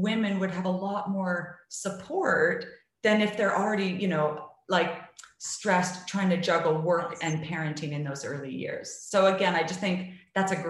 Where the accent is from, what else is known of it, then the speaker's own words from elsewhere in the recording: Canada; I'm from Canada